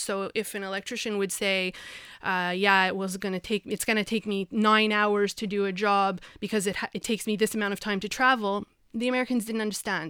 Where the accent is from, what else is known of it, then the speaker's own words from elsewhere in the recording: Montreal, Quebec, Canada; moved away as an adult; also born or lived in Vancouver; I'm from from Montreal, born and raised.